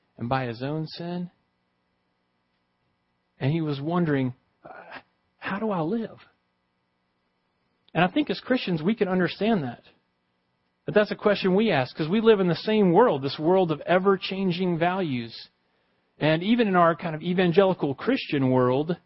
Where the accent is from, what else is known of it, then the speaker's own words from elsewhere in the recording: the South, United States; I grew up in the South